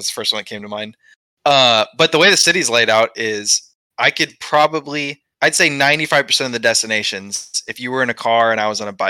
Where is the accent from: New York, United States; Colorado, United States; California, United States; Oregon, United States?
California, United States; growing up in the Central Valley, I mean, I'd say 90% of the kids in Central Valley would consider themselves NorCal versus SoCal, right?